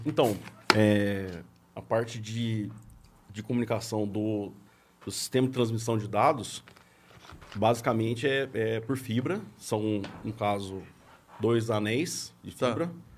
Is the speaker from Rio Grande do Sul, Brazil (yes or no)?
no; Passa Quatro, Minas Gerais, Brazil; moved away as an adult; now in São Paulo, Brazil; Sou mineiro de Passa Quatro, sul de Minas